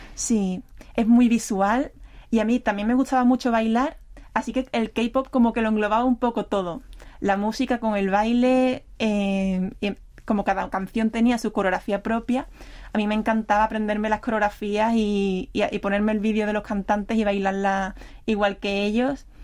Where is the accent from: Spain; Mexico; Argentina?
Spain; Seville, Andalusia; moved away as an adult; now in Seoul, South Korea; yo soy también de Sevilla